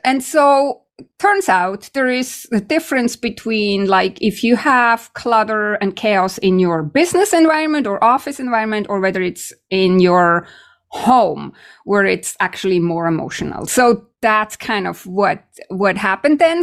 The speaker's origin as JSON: {"language": "English", "country": "Switzerland", "moved": "yes", "lives_now": "Canada", "said": "I'm from Switzerland"}